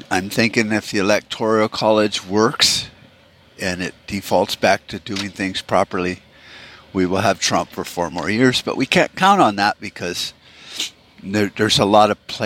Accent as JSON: {"language": "English", "country": "United States", "said": "as an American"}